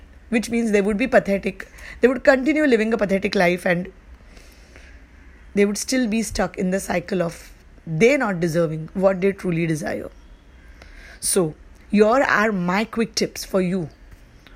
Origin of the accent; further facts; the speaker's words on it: India; I live in India and I am from India